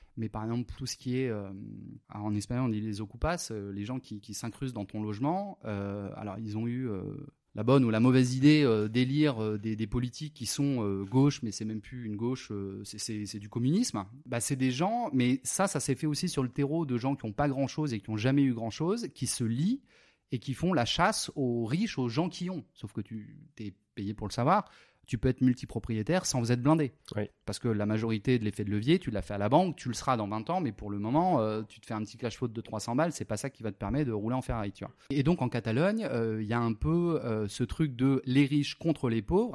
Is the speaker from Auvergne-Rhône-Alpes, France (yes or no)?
no; Le Mans, Pays de la Loire, France; moved away as an adult; also born or lived in Antibes, France; now in Spain; je, suis né à Antibes. Bon, euh, petite petite enfance à Antibes tranquille. Ensuite, on est monté au Mans